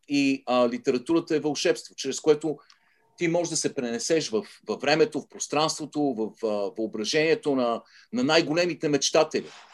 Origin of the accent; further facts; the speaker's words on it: Sofia, Sofia City, Bulgaria; moved away as an adult; now in United States; аз израснах в центъра на София, на Солонска и Витушка, беше нашия